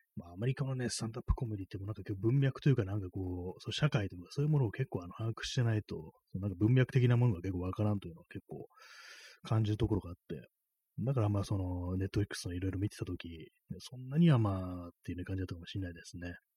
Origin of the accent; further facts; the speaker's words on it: Tokyo, Japan; 私東京出身の人間